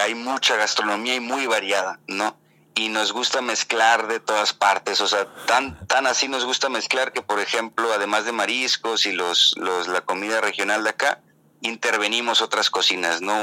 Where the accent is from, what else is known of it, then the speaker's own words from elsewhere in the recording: Mazatlán, Sinaloa, Mexico; yo soy de Mazatlán, Mazatlán es al sur de Sinaloa, es costa